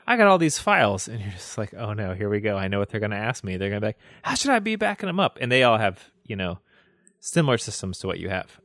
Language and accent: English; the South, United States; I grew up in the South.